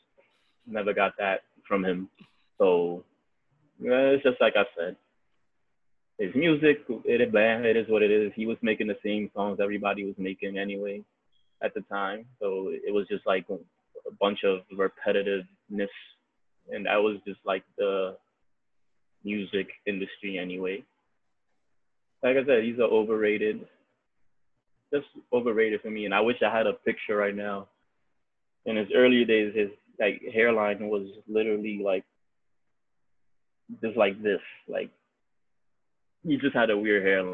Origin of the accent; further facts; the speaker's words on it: New York City, New York, United States; I like New York, I've been here my whole life